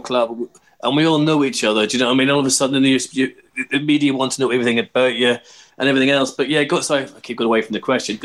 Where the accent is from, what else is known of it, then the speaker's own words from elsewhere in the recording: Belfast, Northern Ireland, United Kingdom; now in London, United Kingdom; I grew up in Belfast watching an Irish club called Glentoran, and came to London and watched QPR.